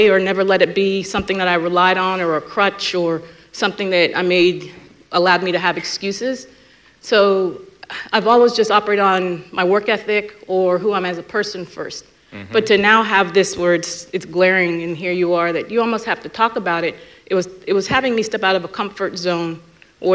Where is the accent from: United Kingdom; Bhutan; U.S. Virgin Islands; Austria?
U.S. Virgin Islands; moved away as an adult; now in Cary, United States; I grew up in the Caribbean. I grew up in St. Croix